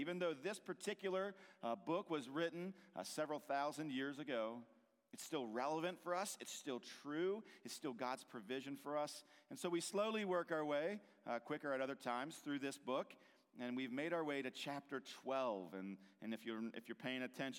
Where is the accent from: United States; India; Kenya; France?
United States; Hagerstown, Maryland; I grew up here in Hagerstown on the west side of Maryland